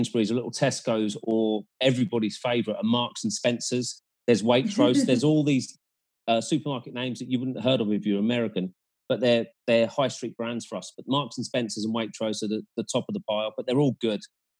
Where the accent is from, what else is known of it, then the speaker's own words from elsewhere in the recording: Cambridge, East of England, United Kingdom; when I was growing up in Cambridge